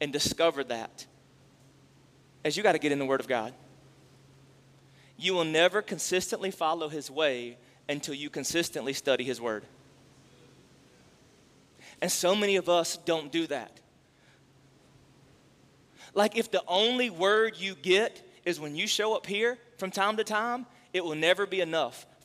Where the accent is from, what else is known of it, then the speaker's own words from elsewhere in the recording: the South, United States; we grew up in the South